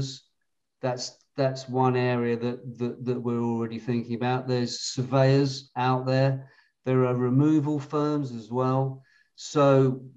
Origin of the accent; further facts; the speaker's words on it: United Kingdom; being British